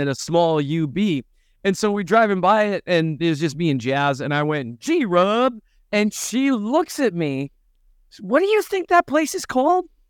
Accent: Minnesota, United States; moved away; I'm from Minnesota.

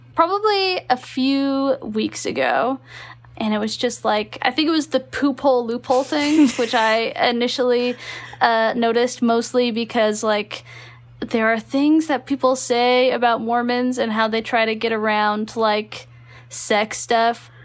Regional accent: Texas, United States; moved away; also born or lived in Utah; I grew up in Texas

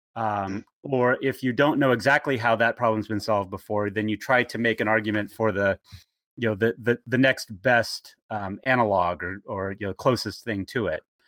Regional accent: Bakersfield, California, United States; now in Portland, United States; I grew up in um, the town of Bakersfield, California

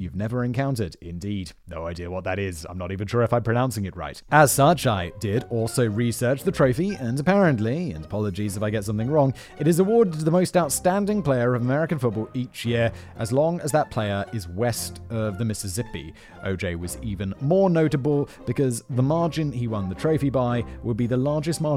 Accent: United Kingdom; As a Brit

